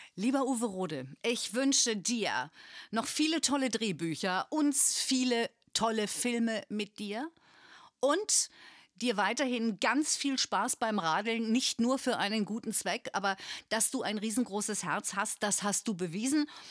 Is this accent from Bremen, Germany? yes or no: yes; Bremen, Germany; ich bin in Bremen aufgewachsen